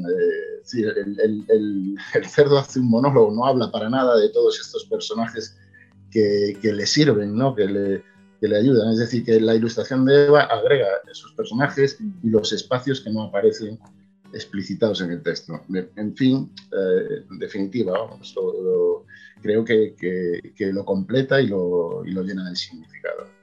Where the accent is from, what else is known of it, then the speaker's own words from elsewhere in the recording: Galicia, Spain; yo, soy gallego y escribo en gallego